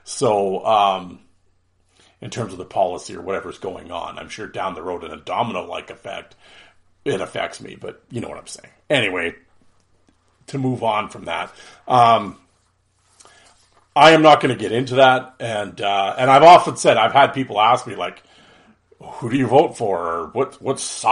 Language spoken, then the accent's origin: English; Canada; as a Canadian